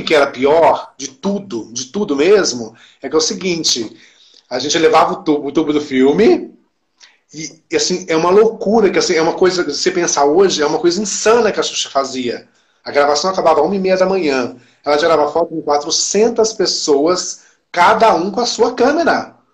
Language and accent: Portuguese; Campinas, São Paulo, Brazil; eu sou de Campinas